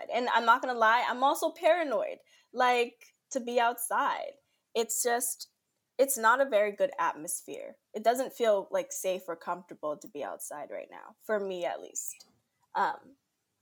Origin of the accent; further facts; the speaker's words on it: Brooklyn, New York, United States; from Brooklyn, New York, born and raised here all my life